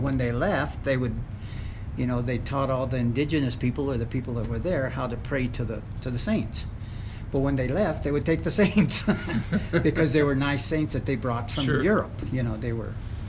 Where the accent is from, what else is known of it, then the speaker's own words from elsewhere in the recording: Las Vegas, New Mexico, United States; also born or lived in Grants, New Mexico / Pecos, New Mexico; now in Gallup, United States; I was born in Las Vegas, and my mother's side of the family was from Pecos, and Las Vegas and Pecos, and then eventually we migrated into Grants following my grandfather who came to work in the mines.